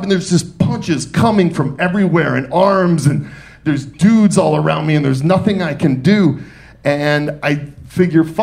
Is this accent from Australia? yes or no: no; Detroit, Michigan, United States; moved away; also born or lived in New York City / Atlanta; I was born and raised in Detroit. And from Detroit, I then moved to New York City. And from New York City, I then came to Atlanta.